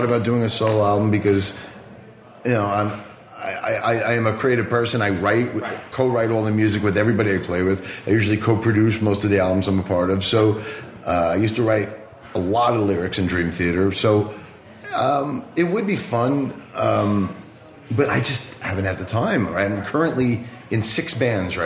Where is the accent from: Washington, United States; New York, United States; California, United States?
New York, United States; Long Island; I grew up on Long Island, New York, in the late 70s and 80s